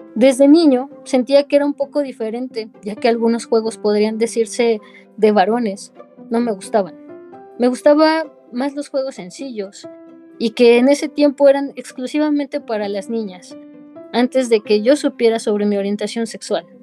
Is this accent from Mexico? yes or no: yes; Mexico City, Mexico; yo soy de la Ciudad de México